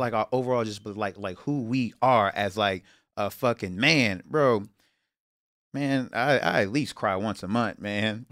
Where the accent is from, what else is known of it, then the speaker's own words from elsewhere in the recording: Houston, Texas, United States; moved away; I'm from Houston